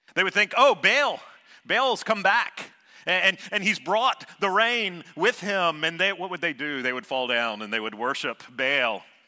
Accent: Savannah, Georgia, United States; I grew up in Savannah, Georgia

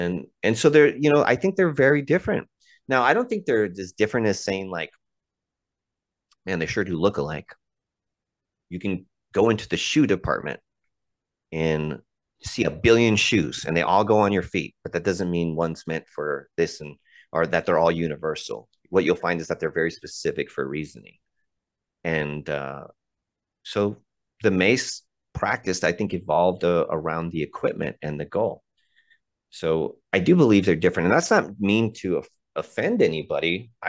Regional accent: United States; I'm not taking my American ass up there to show them that their tradition is this.

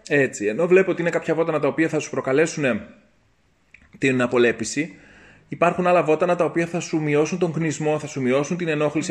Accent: Greece; ήμουν περήφανο που είμαι Έλληνα

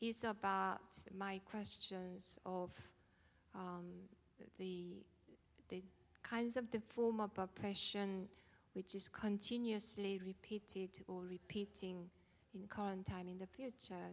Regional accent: South Korea; moved away as an adult; I was born in South Korea. I grew up there in 70s and 80s

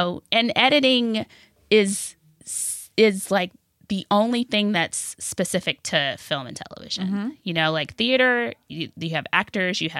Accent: Augusta, Georgia, United States; moved away as an adult; also born or lived in Washington, D.C.; I grew up in Augusta, Georgia

